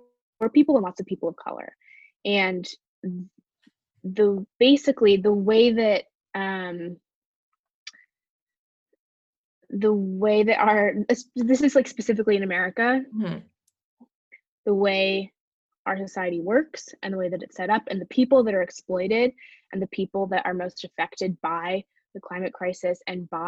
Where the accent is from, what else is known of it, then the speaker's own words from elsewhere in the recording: Bay Area, California, United States; I'm from the Bay Area in California